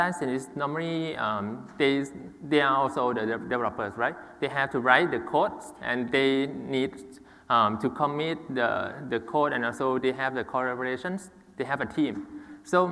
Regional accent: Thailand; I'm from Thailand

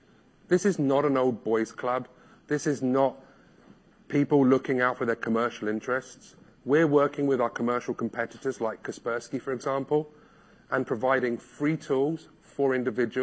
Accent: London, United Kingdom; I'm from London

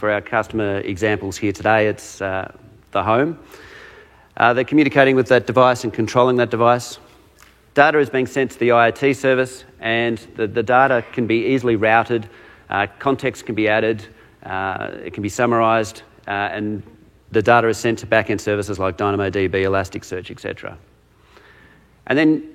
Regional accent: Australia; accent: Australian; I'm a solutions architect out of Australia, if you can't tell from my accent

